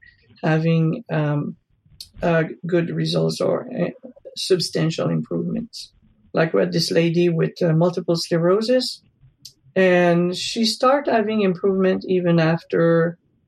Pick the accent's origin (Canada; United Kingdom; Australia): Canada; moved away; I come originally from Canada, so I know about cold weather